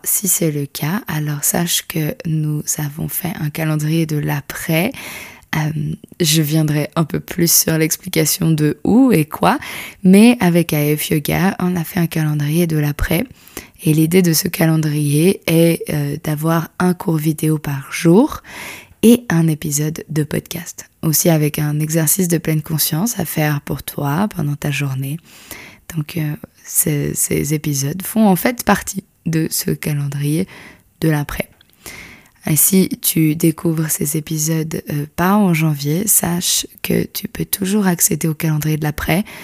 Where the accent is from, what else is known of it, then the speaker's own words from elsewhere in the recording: Switzerland; je suis suisse